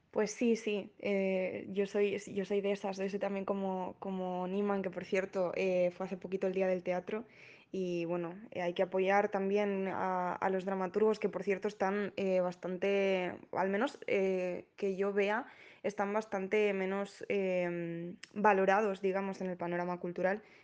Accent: Asturias, Spain; yo soy asturiana, entonces quería como reflejar un poco la tradición que tenemos aquí

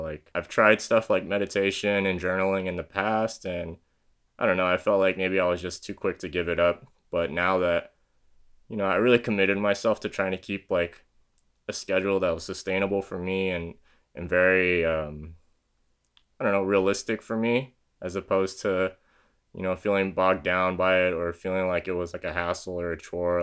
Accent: San Diego, California, United States; born and raised in San Diego, California, is where I'm currently living

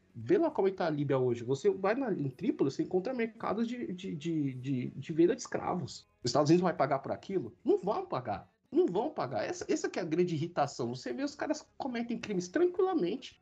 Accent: Brazil; also born or lived in Africa; como brasileiro

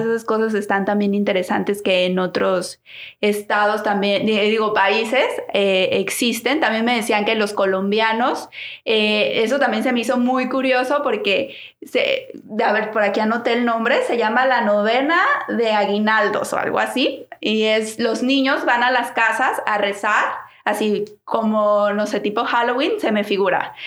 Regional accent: Guadalajara, Jalisco, Mexico; moved away; nosotros que somos de Guadalajara

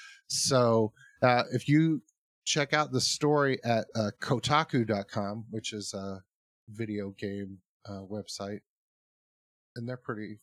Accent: United States; as an American

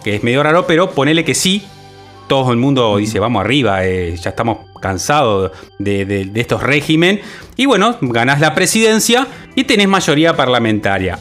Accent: Uruguay; como uruguayo, como ciudadano

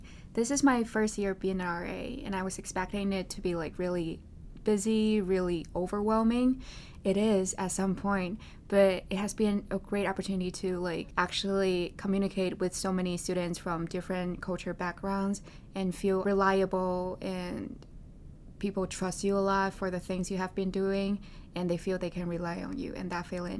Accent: Beijing, China; now in New York, United States; I am tonight's host. I'm a junior from Beijing, China, studying computer science and media culture communications, and I am an RA in Gramercy.

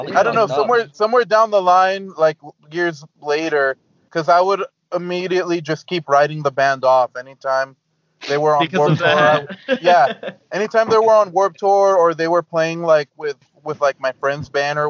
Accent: San Jose, California, United States; I grew up in San Jose, California

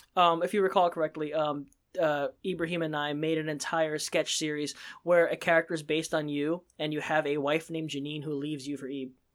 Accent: Pennsylvania, United States; as a Asian American myself, um, there, if someone who struggled with feeling like an outsider growing up in Pennsylvania where there's, was one of the only Asians in the school

